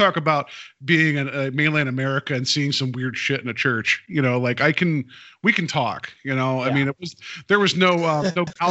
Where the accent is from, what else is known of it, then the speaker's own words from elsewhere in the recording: West Virginia, United States; I grew up in West Virginia